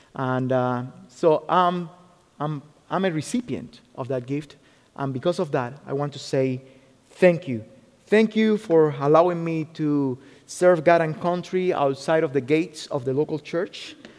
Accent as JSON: {"language": "English", "country": "Cuba", "tie": "born or raised there", "also_born_or_lived": "Ohio, United States", "second_language": "English", "moved": "as an adult", "lives_now": "United States", "said": "I was born in Cuba. I was born in Cuba and uh, I came to the US in 2008"}